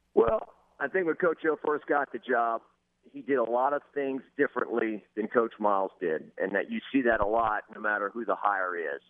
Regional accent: Lafayette, Louisiana, United States; me growing up in Lafayette

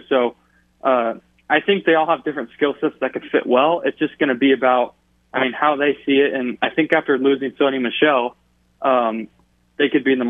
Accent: Los Angeles, California, United States; I grew up in Los Angeles, so I'm just naturally a Kings fan.

